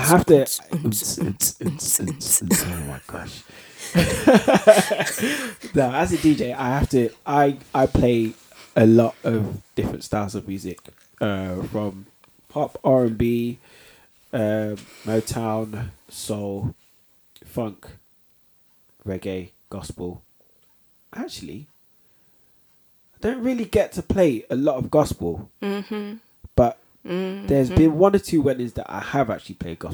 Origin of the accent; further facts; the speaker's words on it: Leicester, East Midlands, United Kingdom; I was born in Leicester